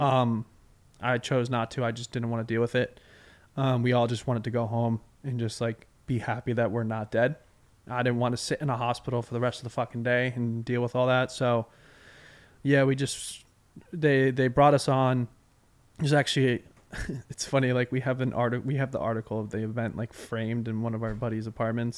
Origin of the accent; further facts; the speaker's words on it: Westborough, Massachusetts, United States; I'm from Westboro